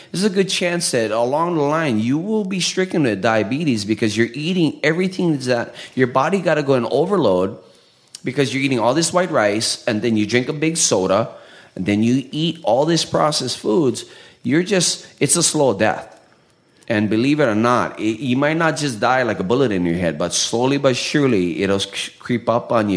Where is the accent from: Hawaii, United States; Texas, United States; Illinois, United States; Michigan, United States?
Hawaii, United States; Haleiwa; also born or lived in Portland, Oregon; coming from a small town in Haleiwa in Oahu